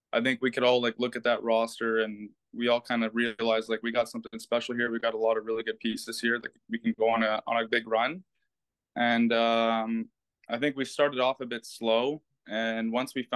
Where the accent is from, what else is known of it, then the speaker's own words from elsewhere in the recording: Canada; being Canadian